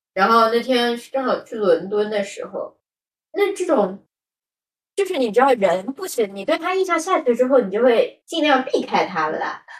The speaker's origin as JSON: {"language": "Chinese", "region": "Shanghai", "country": "China", "tie": "born or raised there", "said": "我出去就是代表了一种上海的状态"}